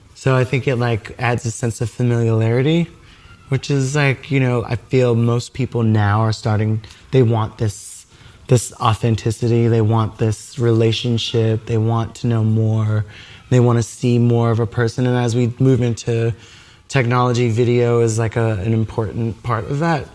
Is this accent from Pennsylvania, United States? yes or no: no; New York City, New York, United States; also born or lived in Harlem, New York; as a New Yorker from well from Brooklyn